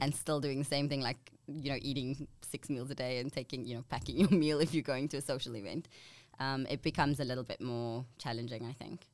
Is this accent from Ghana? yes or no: no; Namibia; moved away as an adult; now in Australia; I'm from a little country. Well, it's actually quite a big country.